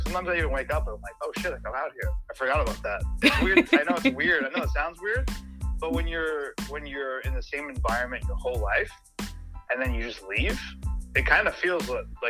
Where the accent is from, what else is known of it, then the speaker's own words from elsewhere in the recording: New York, United States; moved away as an adult; now in Massachusetts, United States; So I'm from New York originally. I was pretty much there my whole life